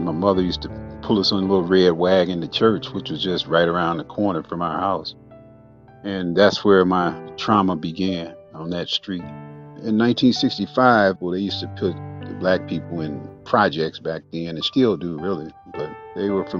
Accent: St. Joseph, Michigan, United States; I was born July 1957 in St. Joe, Michigan, near Benton Harbor

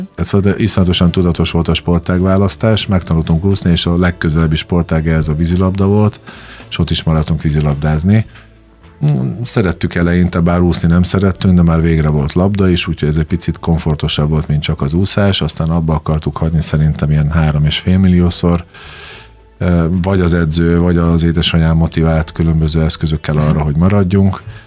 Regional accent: Komárno, Nitra Region, Slovakia; moved away as an adult; also born or lived in Dunajská Streda, Slovakia / Spain; now in Hungary; én Dunaszerden születtem, majd utána Komáromba, Komáromba költöztünk édesanyámmal

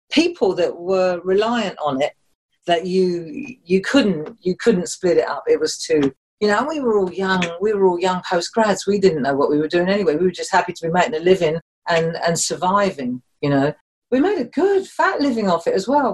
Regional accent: London, United Kingdom; moved away as an adult; also born or lived in Germany; you talk like you came out of London, which I did

